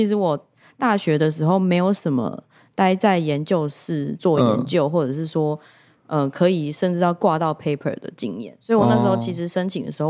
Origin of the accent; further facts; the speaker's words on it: Hsinchu, Hsinchu County, Taiwan; moved away as an adult; now in United States; 我是新竹人，然后我之前是念台大兽医系，然后大学毕业之后呢，有短暂的在台湾做过几个月的临床工作，然后后来就出国，呃，二零一四年就出国去美国德州的德州农工大学那边念博士班